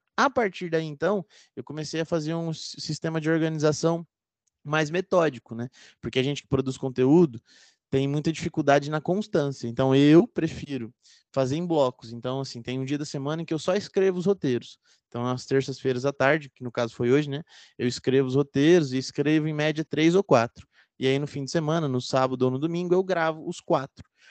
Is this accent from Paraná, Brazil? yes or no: yes; Londrina, Paraná, Brazil; Eu fiz filosofia aqui na Universidade Estadual de Londrina, onde eu nasci e moro até hoje.